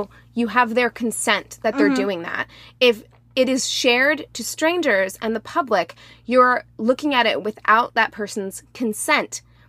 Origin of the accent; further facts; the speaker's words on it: Springfield, Missouri, United States; as a black appearing person from Springfield, Missouri, who has worked in a hair salon in Springfield, Missouri